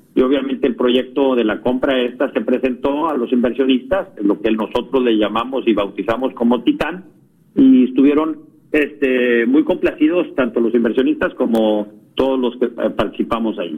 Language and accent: Spanish; Tamaulipas, Mexico; Originalmente arrancamos en Matamoros, Tamaulipas, somos tamaulipecos